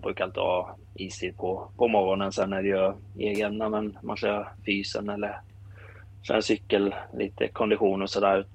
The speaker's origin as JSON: {"language": "Swedish", "town": "Kallinge", "region": "Blekinge", "country": "Sweden", "said": "jag är från eh, eh, Kallinge"}